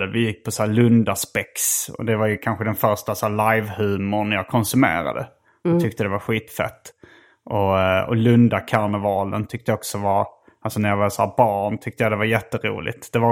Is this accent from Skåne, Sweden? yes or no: yes; Lund, Skåne, Sweden; jag har vuxit upp i Lund